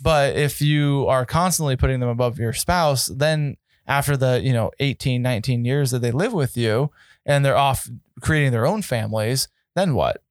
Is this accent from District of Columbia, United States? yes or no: no; Colorado, United States; I grew up in Colorado